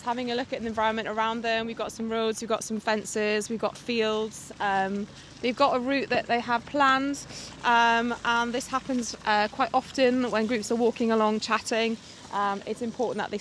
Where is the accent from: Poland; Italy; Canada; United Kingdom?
United Kingdom; Northumberland, North East England; now in Surbiton, United Kingdom; I grew up in Northumberland, so our expeditions were in our local hills